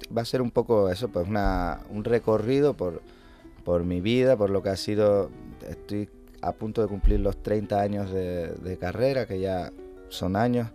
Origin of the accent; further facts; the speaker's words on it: Canary Islands, Spain; moved away as an adult; estuve casi 11 años fuera de aquí